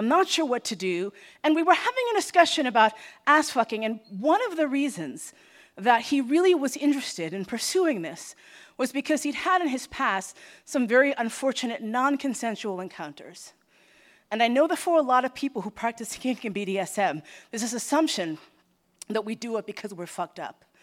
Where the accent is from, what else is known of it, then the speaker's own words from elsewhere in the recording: United States; I, as an American